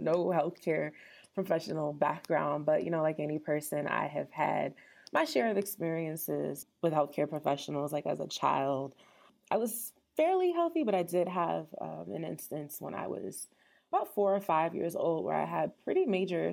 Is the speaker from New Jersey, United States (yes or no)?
yes; New Jersey, United States; also born or lived in Syracuse, New York; I am from New Jersey, initially born and raised